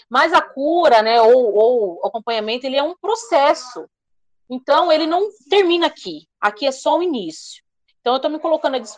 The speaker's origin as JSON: {"language": "Portuguese", "town": "Alphaville", "region": "São Paulo", "country": "Brazil", "said": "eu sou aqui de Alphaville, né?"}